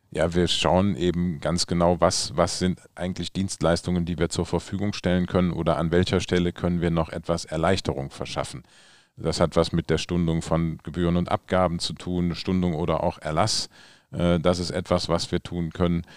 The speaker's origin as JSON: {"language": "German", "town": "Düsseldorf", "region": "North Rhine-Westphalia", "country": "Germany", "said": "ich komme ja aus Wersten"}